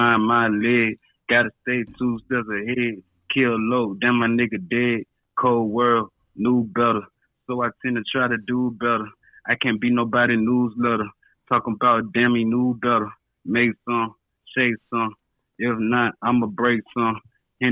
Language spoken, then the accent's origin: English; the South, United States; growing up in the South